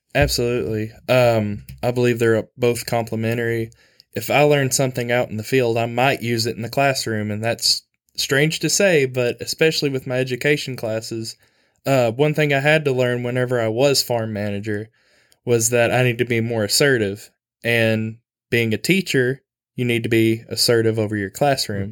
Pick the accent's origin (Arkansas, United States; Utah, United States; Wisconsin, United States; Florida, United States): Arkansas, United States; Manila; I'm from Manila, Arkansas